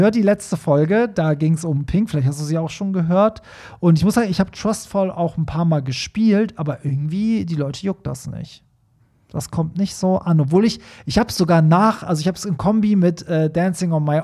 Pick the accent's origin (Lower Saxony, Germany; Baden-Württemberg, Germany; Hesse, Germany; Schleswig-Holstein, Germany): Lower Saxony, Germany; Hanover; Ich komme eigentlich aus Hannover und bin aber nun für einige Monate in München beschäftigt.